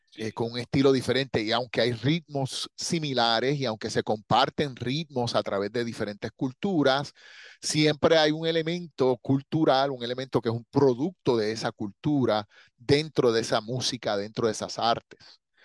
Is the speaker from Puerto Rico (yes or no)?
yes; Puerto Rico; yo soy puertorriqueño